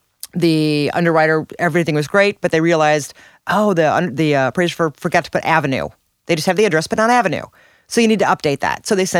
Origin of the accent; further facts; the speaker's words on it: Washington, Missouri, United States; now in St. Louis, United States; I grew up in Washington, Missouri.